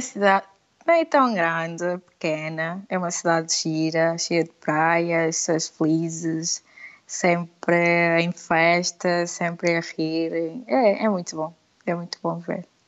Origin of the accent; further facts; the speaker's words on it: Lobito, Benguela, Angola; accent: Angolan; moved away as an adult; Eu sou angolana e vivia por Sul, Aquilo era Bengala Lubito